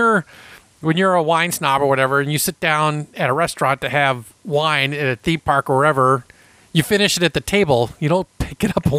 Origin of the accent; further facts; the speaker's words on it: Everett, Washington, United States; I'm from Everett, Washington, just 30 miles north of Seattle.